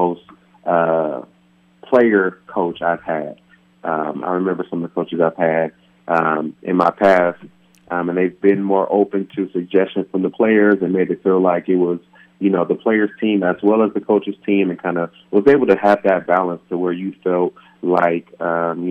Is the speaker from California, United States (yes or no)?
yes; California, United States; moved away; back home in my hometown of California